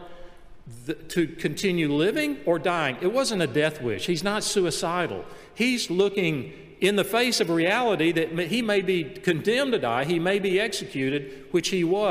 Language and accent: English; Montgomery, Gadsden, Alabama, United States; We moved from Montgomery, Alabama to Gadsden, Alabama